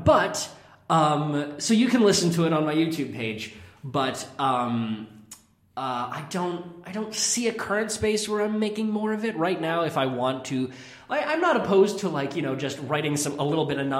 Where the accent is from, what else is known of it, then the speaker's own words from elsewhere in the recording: Kennebunk, Maine, United States; also born or lived in Bar Harbor, Maine; I grew up in Kennebunk, Maine. I was born in, like, Bar Harbor, but I don't remember it at all